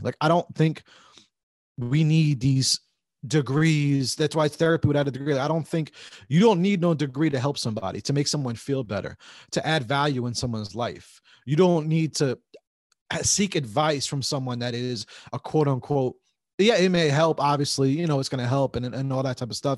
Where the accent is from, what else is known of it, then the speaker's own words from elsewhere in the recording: New Jersey, United States; we grew up here in Jersey